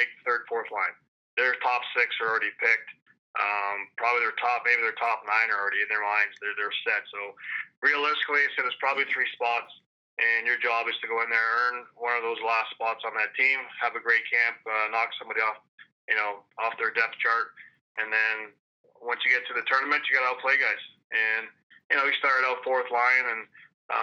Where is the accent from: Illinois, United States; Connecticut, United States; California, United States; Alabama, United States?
California, United States; Newport Beach; moved away as an adult; also born or lived in London, Ontario, Canada / Jackson, Mississippi / Idaho; I grew up playing hockey and actually in Newport Beach, California. So we moved there from Canada, from London, Ontario, and got to grade nine high school years